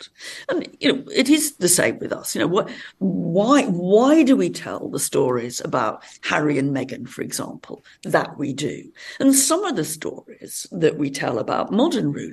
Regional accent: Much Wenlock, West Midlands, United Kingdom; we're living on the border of Wales and England. And it was, there was a big Roman city very near where I was born and brought up.

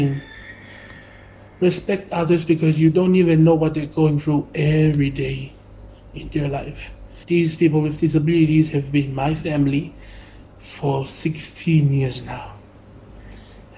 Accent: Tonga; I was being raised up here

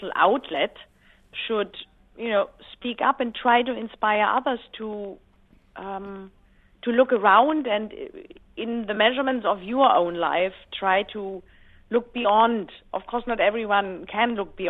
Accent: Black Forest, Baden-Württemberg, Germany; I grew up in the Black Forest pretty much being a tomboy with two older brothers

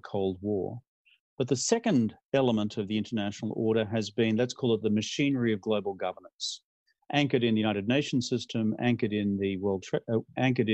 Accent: Australia; I'm from Australia

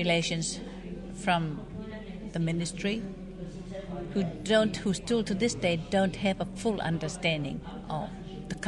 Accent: Ngāti Porou, Gisborne, New Zealand; also born or lived in Tolaga Bay; I'm from Ngāti Porou and I'm a kaiako

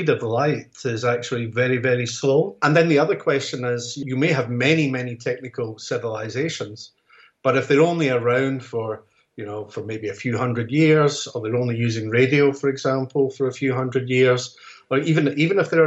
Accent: Scotland, United Kingdom; as a Scotsman

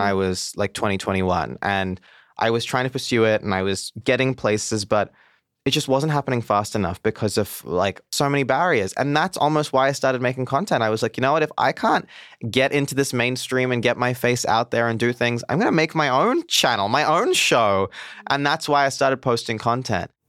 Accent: Mumbai, Maharashtra, India; moved away; also born or lived in Goa; I'm from South India. I'm from a place called Goa. I grew up in Mumbai.

